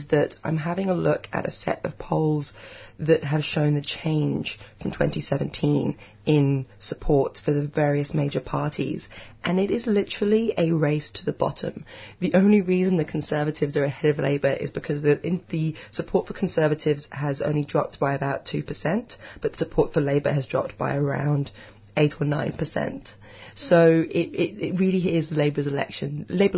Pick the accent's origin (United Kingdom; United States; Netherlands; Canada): United Kingdom; I'm the Brit in the corner